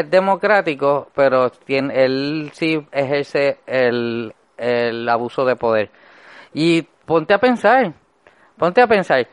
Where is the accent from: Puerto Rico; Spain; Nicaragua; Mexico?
Puerto Rico; el Puerto Rico donde yo nací